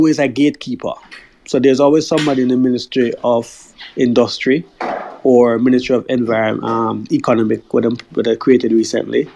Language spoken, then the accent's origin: English; Jamaica; moved away as an adult; as a Jamaican